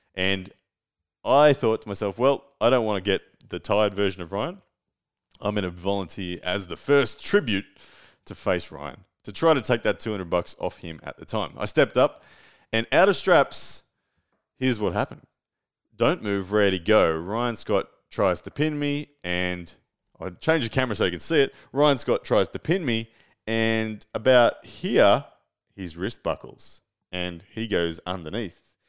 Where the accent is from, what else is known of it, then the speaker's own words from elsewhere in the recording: Brisbane, Queensland, Australia; to Brisbane, to my hometown.